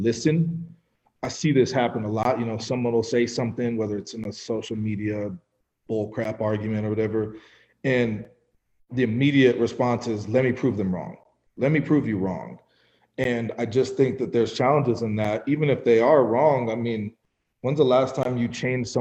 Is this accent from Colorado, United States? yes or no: yes; Fort Collins, Colorado, United States; I grew up in Fort Collins, Colorado